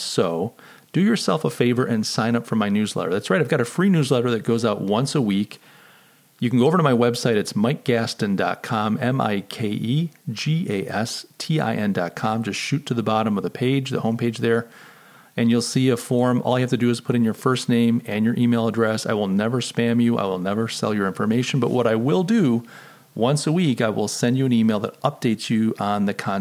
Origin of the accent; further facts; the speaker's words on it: Rochester, New York, United States; I come from Rochester, so Kodak is the big name